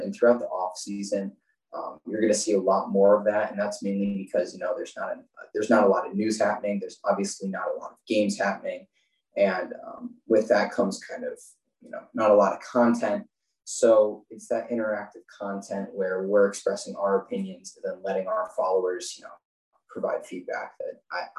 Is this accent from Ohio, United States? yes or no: no; Chicago, Illinois, United States; I'm from Chicago